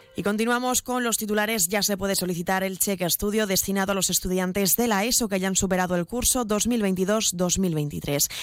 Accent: Ceuta, Spain; somos todos ceutíes

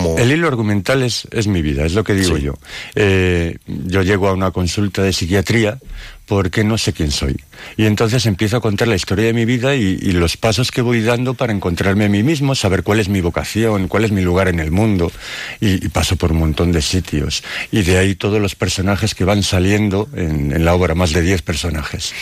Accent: Dueñas, Castile and León, Spain; soy un poeta de Palencia, de Dueñas

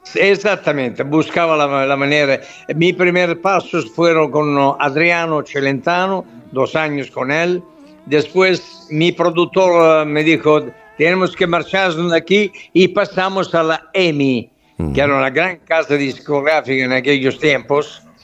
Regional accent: Southern Italy, Italy; Spanish is a second language

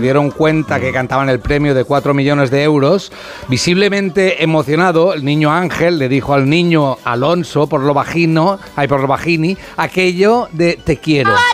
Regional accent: Catalonia, Spain; soy catalán

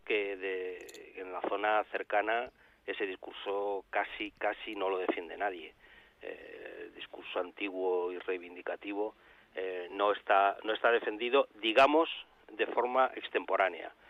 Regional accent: Spain; nosotros como españoles

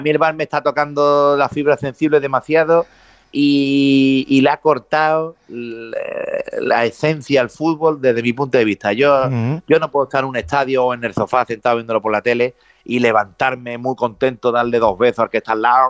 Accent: Jerez de la Frontera, Andalusia, Spain; voy a ser Baltasar en mi pueblo

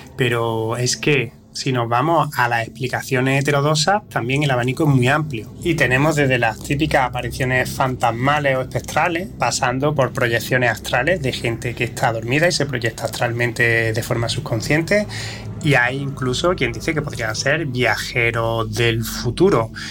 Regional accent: province of Córdoba, Andalusia, Spain; aquí en la provincia de Córdoba se han dado, de que de donde yo procedo

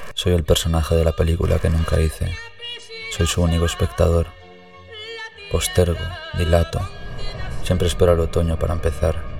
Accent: Spain; ser españoles

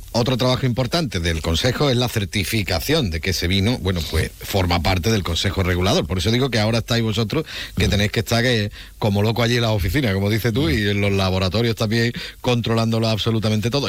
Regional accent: Jerez de la Frontera, Andalusia, Spain; yo soy de Jerez

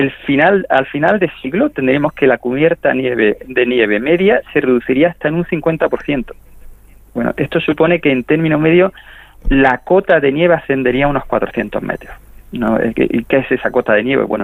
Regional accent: Granada, Andalusia, Spain; Eh, yo, soy granadino y trabajo en un centro del CSIC en, Granada, concretamente en el Instituto Geológico y Minero.

